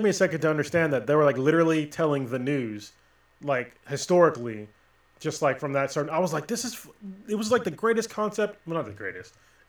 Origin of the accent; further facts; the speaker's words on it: United States; this is like part of the thing about being an American.